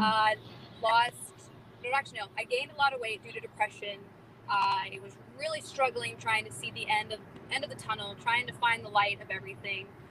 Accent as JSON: {"language": "English", "region": "North Carolina", "country": "United States", "tie": "born or raised there", "also_born_or_lived": "Florida", "said": "I grew up in North Carolina pretty much my entire life"}